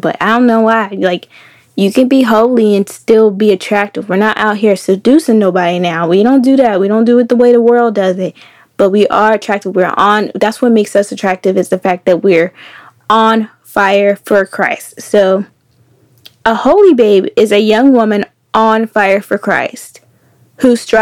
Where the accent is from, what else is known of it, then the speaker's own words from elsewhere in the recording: Keysville, Virginia, United States; moved away; I'm from Virginia. Keysville, Virginia, to be specific. I'm a country girl